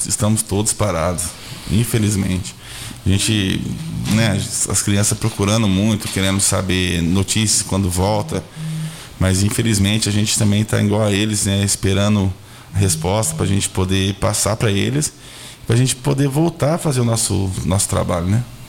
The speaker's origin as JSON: {"language": "Portuguese", "town": "Santa Luzia", "country": "Brazil", "tie": "born or raised there", "said": "Eu, eu sou nascido e criado em Santa Luzia"}